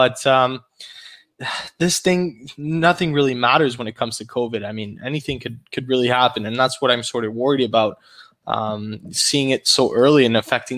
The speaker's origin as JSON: {"language": "English", "country": "Canada", "said": "As a Canadian"}